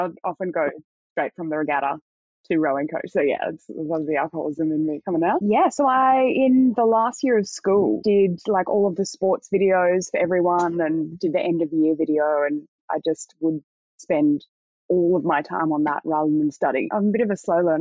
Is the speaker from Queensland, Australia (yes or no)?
yes; Queensland, Australia; I'm a Queenslander.